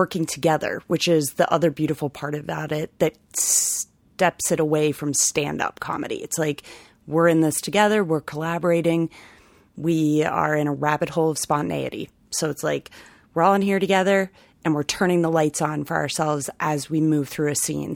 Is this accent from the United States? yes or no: yes; Ohio, United States; moved away as an adult; also born or lived in Chicago; now in Rhode Island, United States; I am originally from Ohio